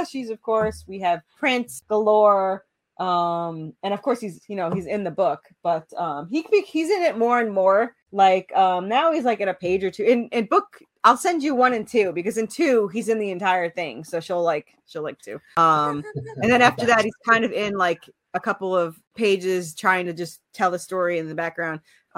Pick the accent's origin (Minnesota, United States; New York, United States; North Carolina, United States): New York, United States; you know, being in the South, but because I came from New York.